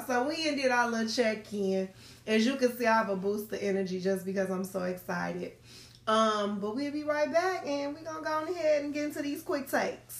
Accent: Chicago, Illinois, United States; we are from Chicago

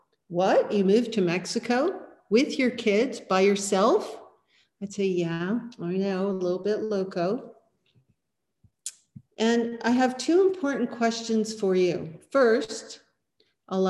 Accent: Rutland, British Columbia, Canada; also born or lived in Peachland / Edmonton / Cabo San Lucas; I grew up partly in Rutland

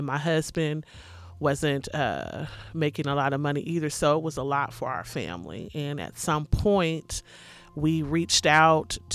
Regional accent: Portland, Oregon, United States; I'm born and raised in Portland, Oregon

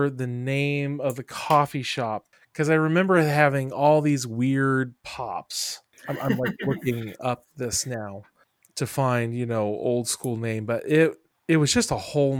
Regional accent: Springfield, Ohio, United States; now in Dayton, United States; I came from Springfield to Dayton.

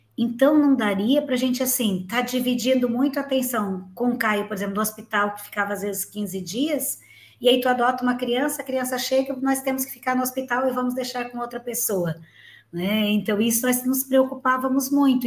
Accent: Gravatal, Santa Catarina, Brazil; Eu moro em Santa Catarina, minha cidade natal aqui é Gravatal

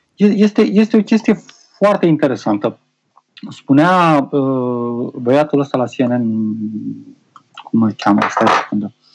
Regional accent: Romania; also born or lived in Chișinău, Moldova; am 5 ani de zile de când am plecat din România și am o lună de când am revenit înapoi

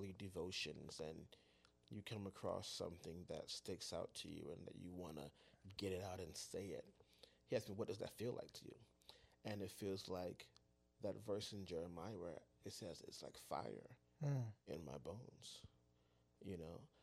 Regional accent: Miami, Florida, United States; also born or lived in Palatka, Florida; I am a native Floridian. I've been in Florida my whole life. I'm from Liberty City, Miami, Florida.

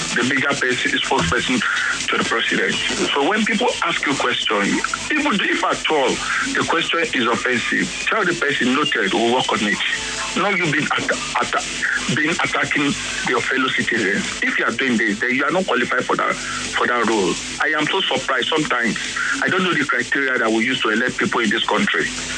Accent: Surulere, Lagos, Nigeria; from Surulere.

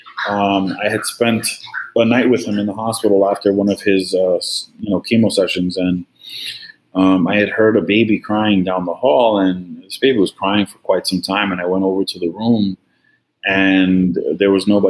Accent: New York, United States; moved away as an adult; now in Florida, United States; Born and raised in New York

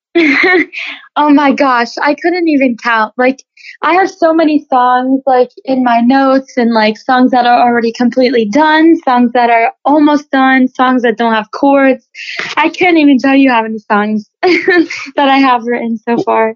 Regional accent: Loxahatchee, Florida, United States; I was born and raised here in Loxahatchee, Florida

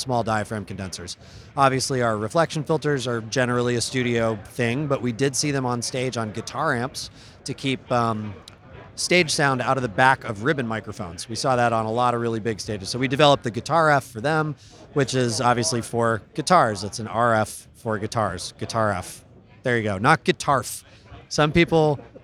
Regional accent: upstate New York, United States; now in Los Angeles, United States; I'm from the Northeast. I used to live in New York, in upstate New York, so it's cold up there

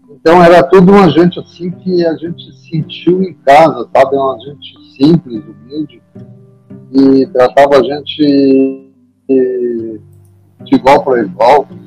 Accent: Santa Cruz do Sul, Rio Grande do Sul, Brazil; also born or lived in Porto Alegre / Pelotas; fui emprestado para o Santa Cruz, que é aqui da minha terra

